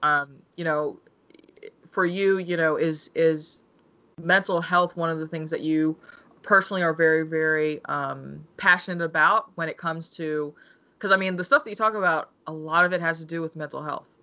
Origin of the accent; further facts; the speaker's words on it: United States; I'm African American and my mother's Korean.